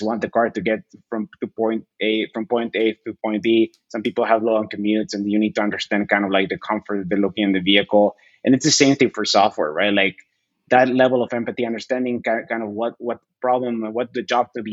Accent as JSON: {"language": "English", "country": "Bolivia", "tie": "born or raised there", "also_born_or_lived": "Chattanooga, Tennessee / Northern Virginia", "moved": "yes", "lives_now": "United States", "said": "I was born there, but I was raised my entire life in Bolivia."}